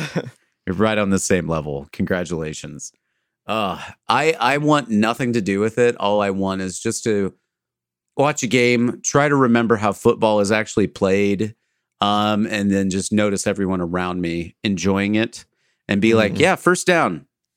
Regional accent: Wisconsin, United States; I'm from Wisconsin, though.

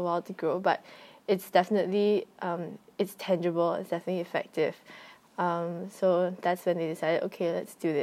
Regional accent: Singapore; now in Thailand; I am a Singaporean, but I'm currently more or less living in Thailand.

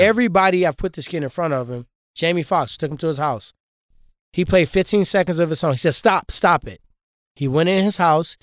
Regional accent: Ferguson, Missouri, United States; I grew up in Ferguson.

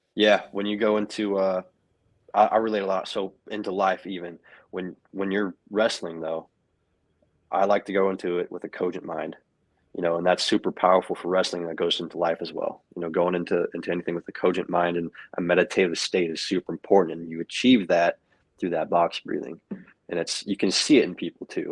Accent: Knoxville, Tennessee, United States; moved away; I grew up in Knoxville, Tennessee. That's my home.

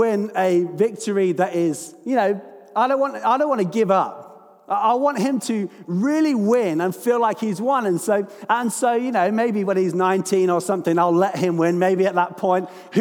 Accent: London, United Kingdom; I'm from London.

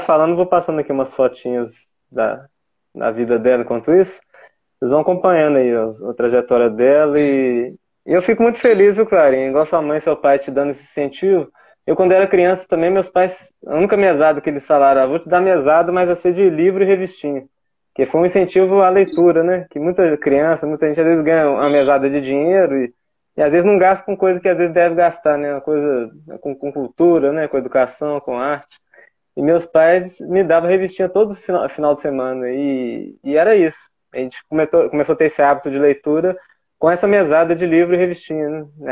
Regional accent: Ouro Preto, Minas Gerais, Brazil; Aqui de Minas, né? Sou de Ouro Preto, povo mineiro aqui

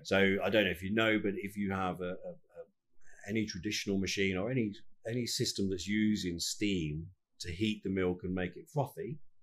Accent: United Kingdom; we're British

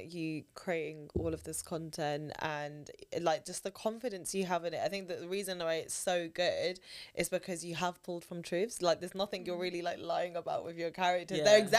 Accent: Hounslow, London, United Kingdom; We grew up in Hounslow

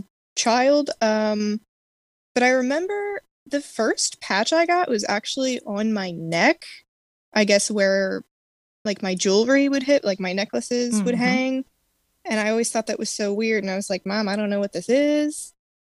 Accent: Maryland, United States; I am from Maryland

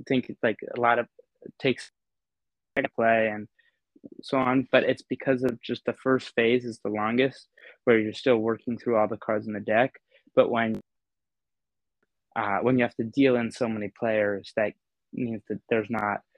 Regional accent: New York City, New York, United States; moved away; I grew up in New York City, elevators were part of my daily commute

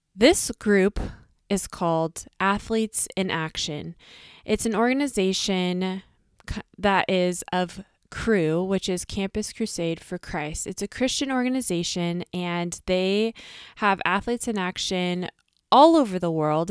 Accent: United States; us as the American girls

